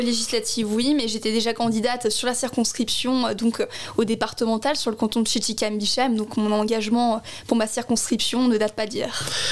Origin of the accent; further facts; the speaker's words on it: Strasbourg, Grand Est, France; je suis née à la Robertso, donc je suis une enfants du quartier